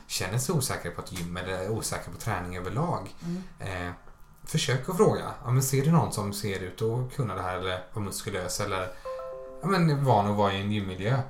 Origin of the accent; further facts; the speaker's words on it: Småland, Sweden; som smålänning då som jag är